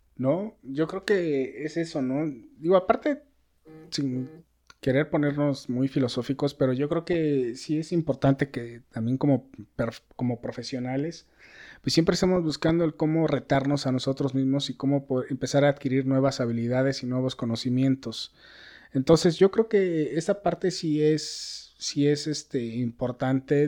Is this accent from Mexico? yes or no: yes; Mexico; la mentalidad que tenemos nosotros. No quiero decir como mexicanos